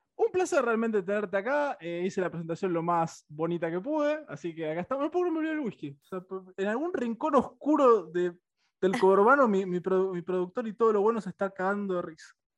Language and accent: Spanish; Buenos Aires, Argentina; yo acá también soy, más porteño que el obelisco